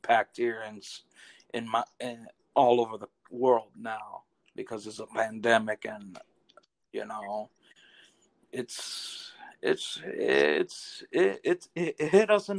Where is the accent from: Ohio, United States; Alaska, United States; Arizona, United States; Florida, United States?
Florida, United States; Miami; I'm from Miami, Florida. I'm born and raised, lived here